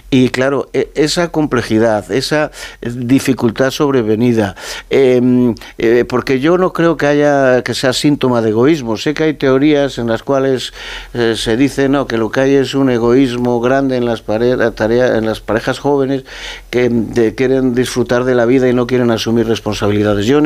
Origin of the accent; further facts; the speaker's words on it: Castile and León, Spain; lo dices a un castellano leonés, ¿no? Que, que el problema demográfico en mi tierra, en mi comunidad autónoma